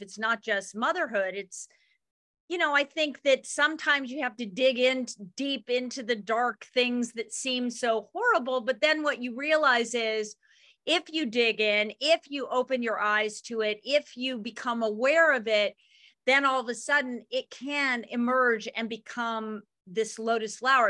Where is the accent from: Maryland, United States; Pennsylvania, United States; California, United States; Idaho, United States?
Idaho, United States; Ketchum; not where I grew up in Ketchum's Own Valley